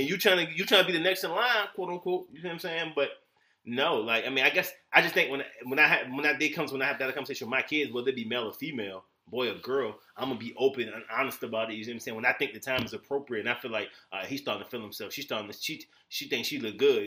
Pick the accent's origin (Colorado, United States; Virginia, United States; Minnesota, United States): Virginia, United States; Virginia Beach; moved away; I'm from Virginia Beach, Virginia area